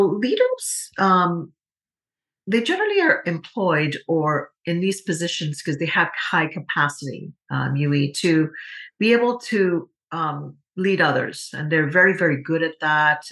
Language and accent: English; Trinidad & Tobago; moved away; as a young girl uh, growing up in Trinidad and Tobago.